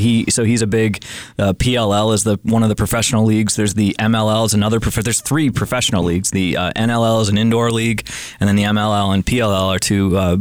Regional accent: Western New York, United States; now in Missoula, United States; I grew up in the Northeast as well. I grew up in Western New York.

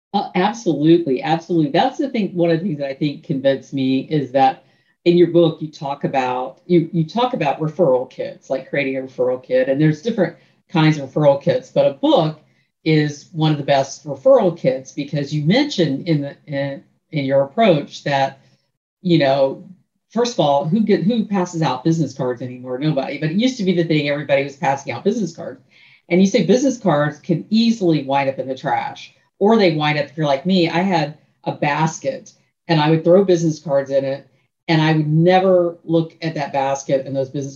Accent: Tallahassee, Florida, United States; now in Central Florida, United States; Tallahassee's my hometown

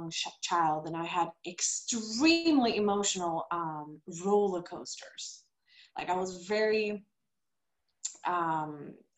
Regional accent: Stockholm, Stockholm County, Sweden; moved away as an adult; now in Costa Rica; I am original from Sweden, Stockholm, but I live now in Costa Rica together with my husband

